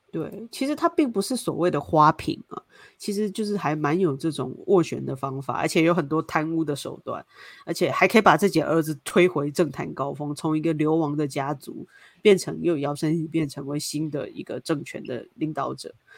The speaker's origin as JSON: {"language": "Chinese", "country": "Taiwan", "said": "就身为一个台湾人来讲，我会觉得不太公平"}